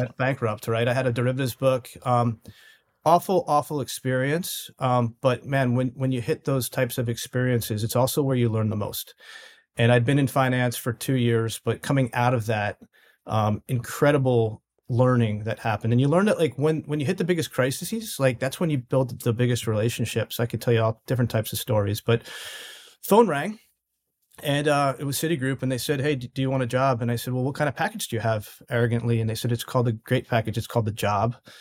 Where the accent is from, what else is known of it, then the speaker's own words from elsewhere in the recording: New York City, New York, United States; I'm from the New York City area